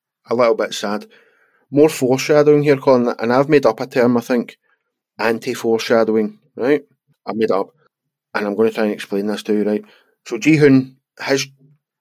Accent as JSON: {"language": "English", "region": "Scotland", "country": "United Kingdom", "said": "We are Scottish"}